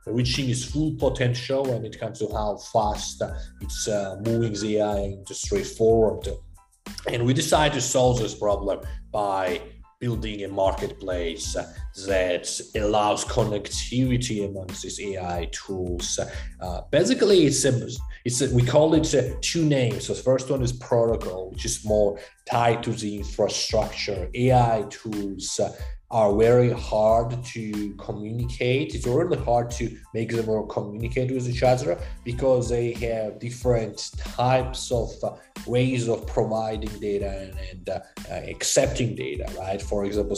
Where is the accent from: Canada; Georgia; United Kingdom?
Georgia; moved away; I grew up in Eastern Europe, Republic of Georgia